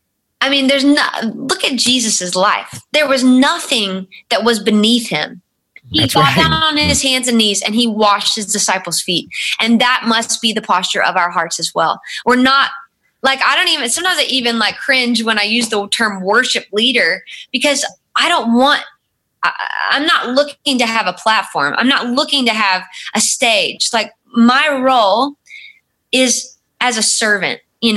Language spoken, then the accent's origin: English; North Carolina, United States; moved away as an adult; also born or lived in Chicago; You know, he's from Chicago and I'm from North Carolina.